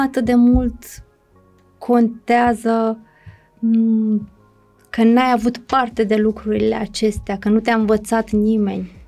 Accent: Romania

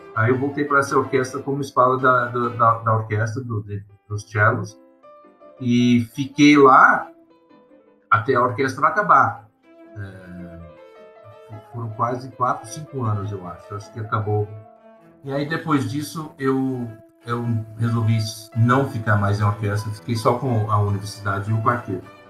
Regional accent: Racine, Wisconsin, United States; Portuguese is a second language; moved away as an adult; also born or lived in Milwaukee, Wisconsin; now in Brazil; Nasci numa cidade chamada de Milwaukee, Wisconsin, e logo que eu tinha cinco anos, a gente se mudou, estabeleceu na cidade de Racine

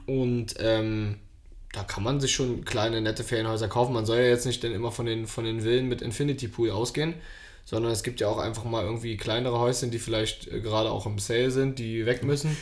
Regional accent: Berlin, Germany; selber als Berliner

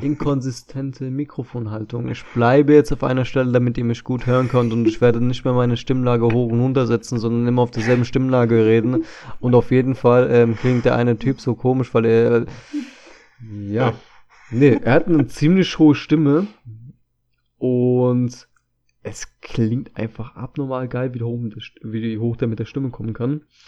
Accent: Germany; ich bin zwar hier in Deutschland geboren

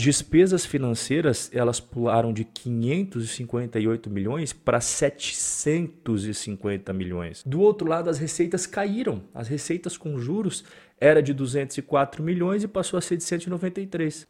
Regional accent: Brazil; aquelas lojas tradicionais que a gente cresceu vendo a Magalu no Brasil

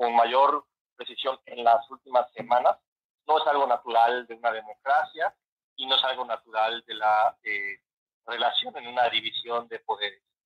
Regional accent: Mexico; sociedad mexicana

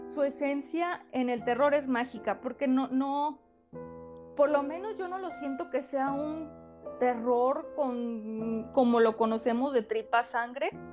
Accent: Mexico; nos representan como mexicanos

